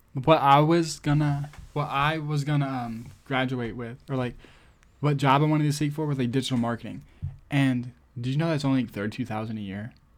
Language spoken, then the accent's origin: English; United States; I'm American